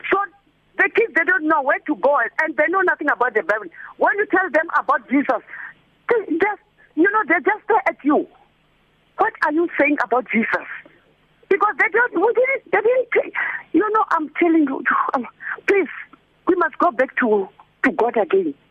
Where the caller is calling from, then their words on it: Diepkloof, Gauteng, South Africa; from Diepkloof.